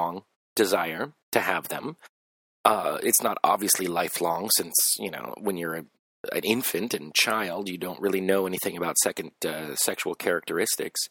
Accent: Los Angeles, California, United States; I grew up in Los Angeles

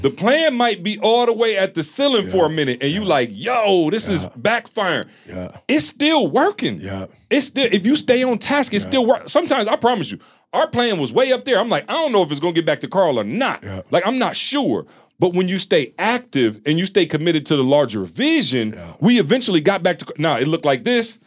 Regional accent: Midwest, United States; we come from the Midwest

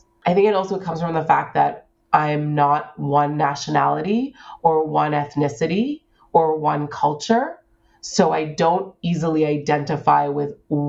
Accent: Hong Kong; born there; also born or lived in United States / Singapore / South America; I was born in Hong Kong. I went to university in the United States. I spent 3 years of my high school life in Singapore. I then lived in South America.

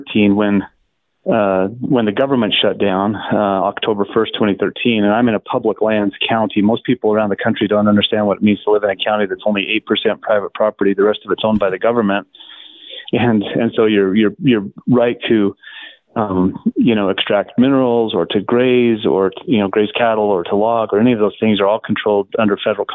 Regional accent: Blanding, Utah, United States; my hometown of Blanding

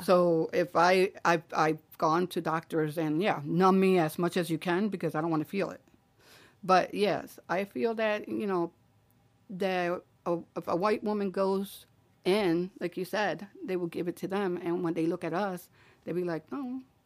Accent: Philadelphia, Pennsylvania, United States; I grew up in, in Wallace Street.

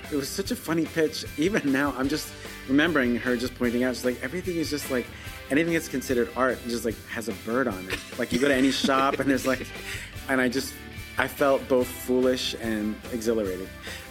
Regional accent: Long Island, New York, United States; I grew up on Long Island

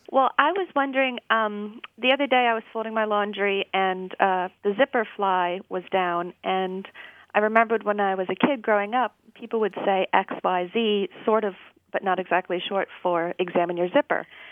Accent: south central Pennsylvania, United States; now in York, United States; I grew up in uh, south central Pennsylvania

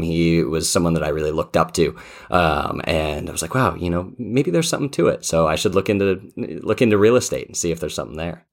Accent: Colorado, United States; I grew up out in Colorado

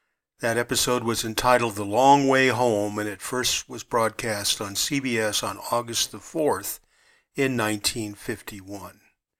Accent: Long Beach, California, United States; Growing up in Long Beach, we lived about 5 or 6 miles from the ocean, and we never even had air conditioning in our cars.

